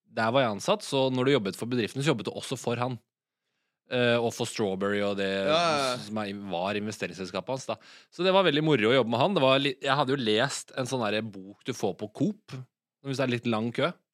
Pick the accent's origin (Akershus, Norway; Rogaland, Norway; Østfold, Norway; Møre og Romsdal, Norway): Akershus, Norway; Asker; moved away as an adult; now in Oslo, Norway; og så er jeg vokst opp i Asker, som er en halvtime utafor Oslo.